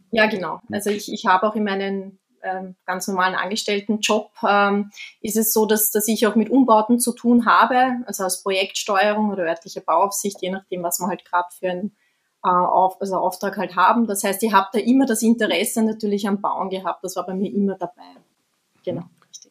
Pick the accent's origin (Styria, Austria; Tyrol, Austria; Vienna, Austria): Vienna, Austria; ich komme aus Wien, also wir sind in Wien und ich bin ja geboren in Wien